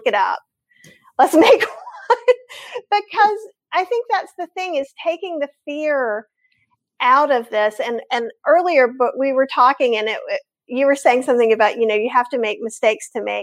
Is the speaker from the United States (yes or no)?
yes; North Carolina, United States; I'm from North Carolina. I grew up here. I am Southern.